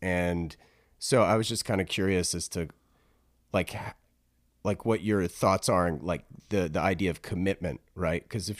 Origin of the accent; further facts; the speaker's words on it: East Coast, United States; I'm also from the East Coast originally.